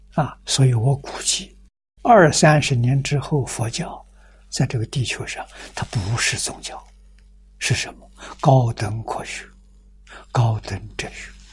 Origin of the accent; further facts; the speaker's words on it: China; 我们中国人 这么辛劳做什么